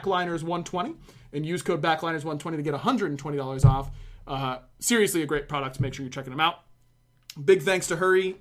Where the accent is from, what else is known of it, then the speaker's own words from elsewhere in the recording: Pittsburgh, Pennsylvania, United States; now in Georgia, United States; I grew up in Pittsburgh